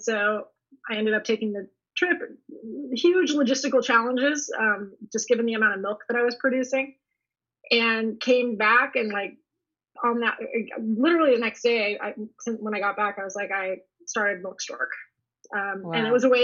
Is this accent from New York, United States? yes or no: no; Palo Alto, California, United States; also born or lived in Berkeley / Tahoe; I grew up in Palo Alto